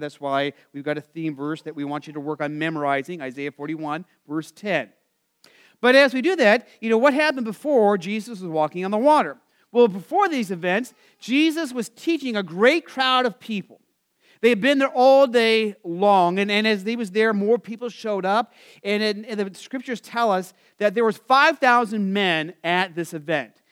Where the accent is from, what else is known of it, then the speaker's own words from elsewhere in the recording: Arizona, United States; I grew up in Arizona